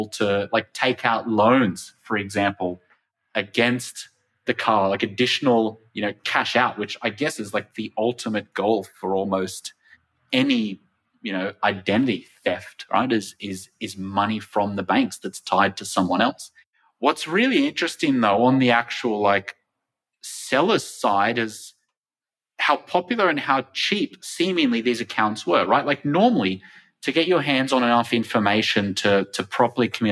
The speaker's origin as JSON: {"language": "English", "country": "Australia", "said": "my home country of Australia"}